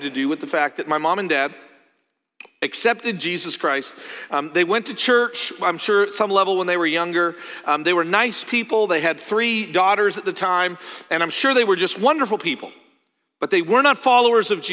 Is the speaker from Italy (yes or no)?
no; Canada; moved away; also born or lived in Joplin, Missouri; I'm from Canada